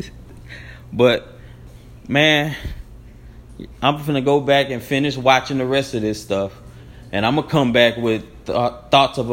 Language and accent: English; Baton Rouge, Louisiana, United States; I'm a dude from Baton Rouge